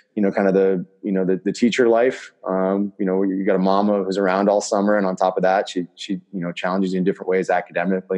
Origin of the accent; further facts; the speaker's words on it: Southern Maine, United States; I was born in Southern Maine, actually. I was nowhere near Chicago.